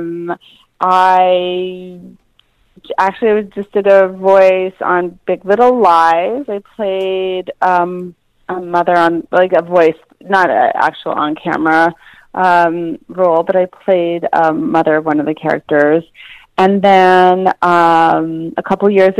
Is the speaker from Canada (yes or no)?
yes; Canada; I grew up in Canada actually